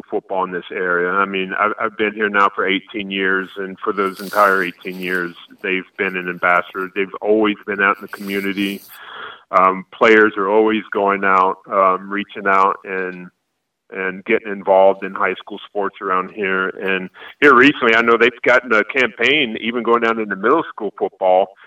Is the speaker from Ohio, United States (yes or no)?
no; Florida, United States; because I grew up in Florida